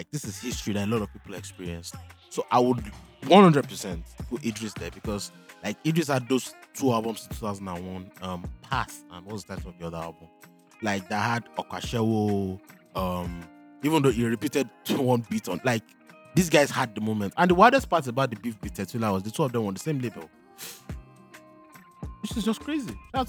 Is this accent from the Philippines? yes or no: no; Akure, Ondo, Nigeria; moved away; I was born in 1999, and I grew up in Akure.